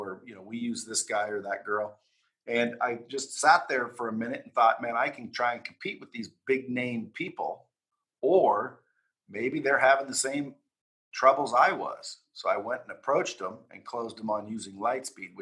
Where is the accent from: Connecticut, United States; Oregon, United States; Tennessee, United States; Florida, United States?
Oregon, United States; I grew up in Oregon, small town in Oregon